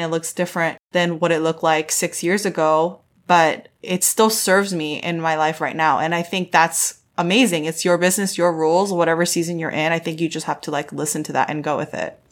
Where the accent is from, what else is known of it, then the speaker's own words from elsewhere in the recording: United States; I'm an American Korean.